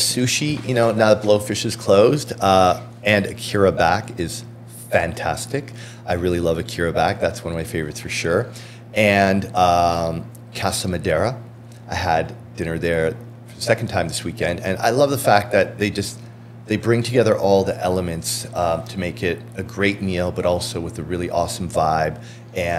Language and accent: English; Toronto, Ontario, Canada; also born or lived in Miami; I grew up in Scarborough